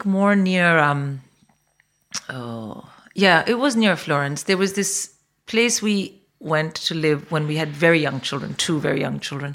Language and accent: English; India; now in England, United Kingdom; I grew up in India